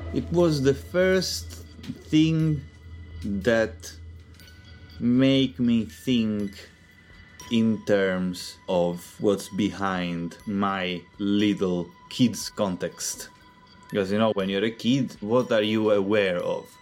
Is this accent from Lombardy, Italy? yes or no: no; Palermo, Sicily, Italy; I'm from Palermo, which is the, the biggest city in Sicily.